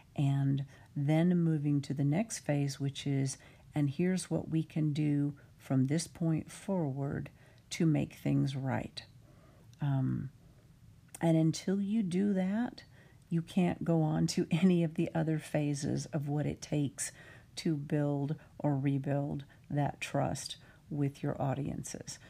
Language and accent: English; United States; I'm an American with a decidedly American viewpoint